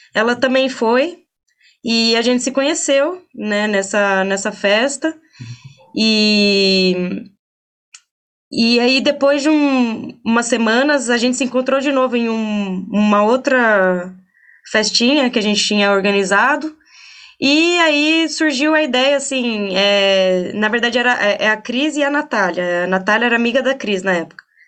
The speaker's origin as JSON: {"language": "Portuguese", "town": "Bragança Paulista", "region": "São Paulo", "country": "Brazil", "tie": "born or raised there", "said": "eu sou de Bragança Paulista, né? Eu nasci aqui"}